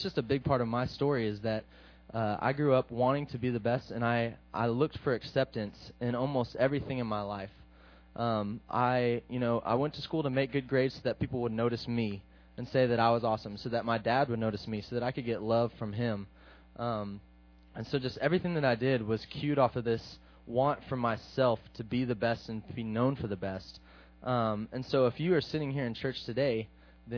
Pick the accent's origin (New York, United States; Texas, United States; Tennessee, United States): Texas, United States; Midland; I'm from Midland, Texas